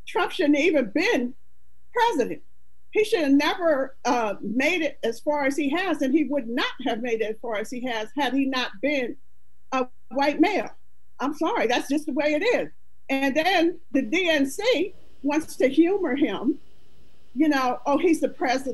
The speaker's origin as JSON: {"language": "English", "region": "Pennsylvania", "country": "United States", "said": "I'm from Pennsylvania"}